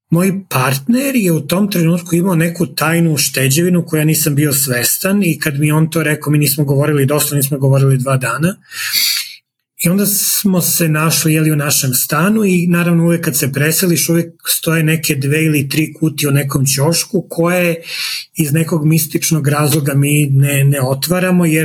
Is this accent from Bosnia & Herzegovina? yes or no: no; Serbia; moved away as an adult; now in Calgary, Canada; mi je važno da se identifikujem kao neko iz istočne Evrope ili neko sa Balkana, radi nego neko kao Srbin.